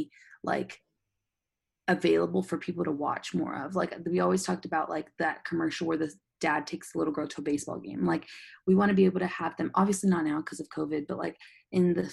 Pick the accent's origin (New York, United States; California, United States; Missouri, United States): California, United States; San Diego; I'm from San Diego